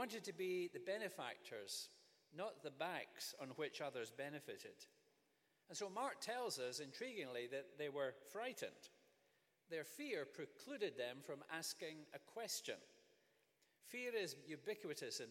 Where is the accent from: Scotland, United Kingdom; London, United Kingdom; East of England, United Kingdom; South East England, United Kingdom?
Scotland, United Kingdom; Growing up in Scotland